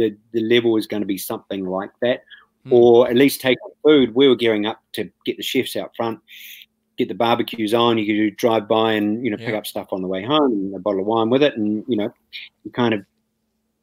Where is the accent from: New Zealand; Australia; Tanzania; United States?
New Zealand; As a New Zealander